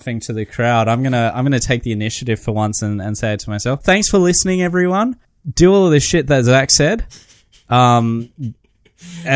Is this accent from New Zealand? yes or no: yes; New Zealand; I'm from New Zealand